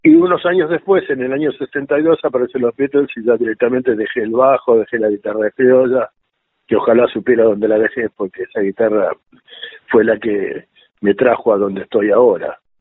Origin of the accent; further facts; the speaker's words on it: Buenos Aires, Argentina; yo cuando era pibe eh, me crecí en Barracas